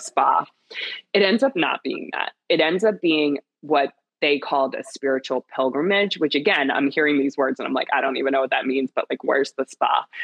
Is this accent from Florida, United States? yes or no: no; Pennsylvania, United States; moved away as an adult; now in New York City, United States; I am born and raised in Pennsylvania